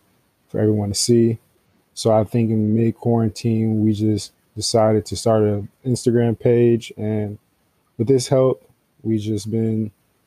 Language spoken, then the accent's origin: English; Atlanta, Georgia, United States; I'm from Atlanta.